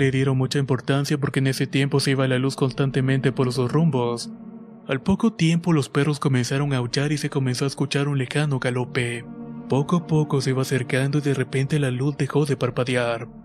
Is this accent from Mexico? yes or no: yes; Altamira, Tamaulipas, Mexico; Soy de Altamira, Tamaulipas y todo comienza dos meses antes de que mi esposa diera luz a mi primer hijo.